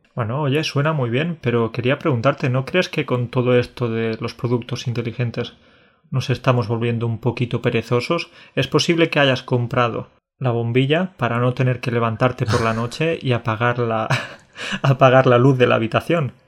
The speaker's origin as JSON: {"language": "Spanish", "region": "Andalusia", "country": "Spain", "tie": "born or raised there", "also_born_or_lived": "Catalonia", "said": "soy mitad catalán, mitad andaluz, ¿sí? Porque nací en Cataluña, pero he vivido la mayor parte de mi vida en Andalucía"}